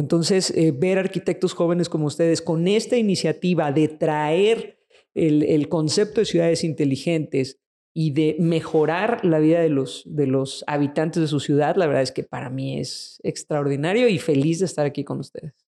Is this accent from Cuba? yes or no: no; Mexico; en nuestro país y en el resto de Latinoamérica